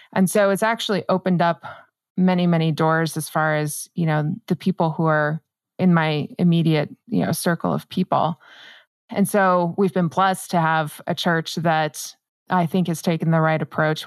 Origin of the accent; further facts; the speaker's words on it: New Mexico, United States; I'm born and raised in New Mexico